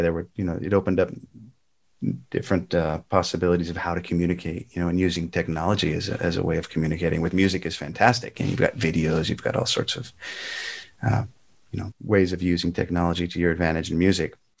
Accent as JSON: {"language": "English", "region": "Southern California", "country": "United States", "tie": "born or raised there", "also_born_or_lived": "Spotswood, New Jersey / Toms River, New Jersey", "moved": "as an adult", "said": "I was a Protestant growing up in Southern California"}